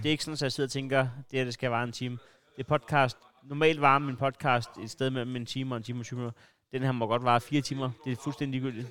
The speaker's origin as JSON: {"language": "Danish", "town": "Næstved", "region": "Zealand", "country": "Denmark", "said": "jeg er jo Næstved-dreng"}